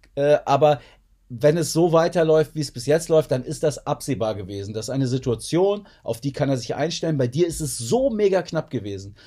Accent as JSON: {"language": "German", "town": "Lingen", "region": "Lower Saxony", "country": "Germany", "tie": "born or raised there", "said": "in meine Heimatstadt nach Lingen ins Emsland"}